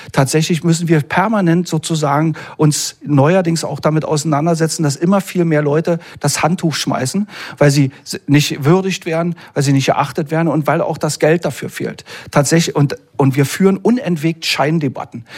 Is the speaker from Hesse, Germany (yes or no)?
no; Berlin, Germany; ich bin irgendwie, man hört es ja auch, ich bin Berliner